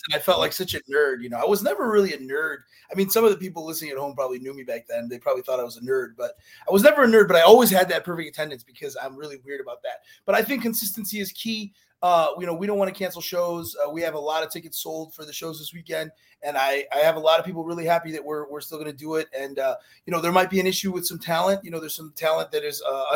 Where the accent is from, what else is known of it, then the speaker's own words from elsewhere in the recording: Midwest, United States; now in South Florida, United States; I grew up in the Midwest